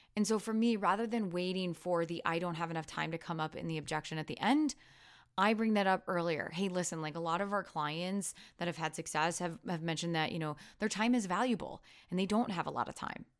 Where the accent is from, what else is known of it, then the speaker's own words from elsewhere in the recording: Iowa, United States; accent: Iowan; my Iowan accent